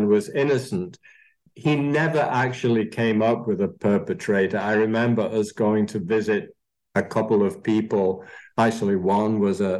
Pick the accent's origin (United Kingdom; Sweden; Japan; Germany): United Kingdom; Manchester, North West England; also born or lived in Austria; now in Phoenix, United States; I don't sound as though I was born in Austria, but I was. And I was growing up in Manchester, England.